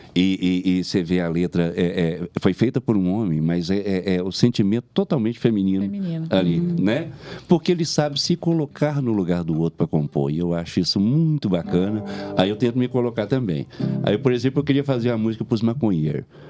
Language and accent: Portuguese; Belo Horizonte, Minas Gerais, Brazil; accent: mineiro; eu sou da capital, que eu nasci em Belo Horizonte. É por causa do sotaque tão mineiro que todo mundo pensa que eu sou de várias regiões de, de Minas e eu sou de Belo Horizonte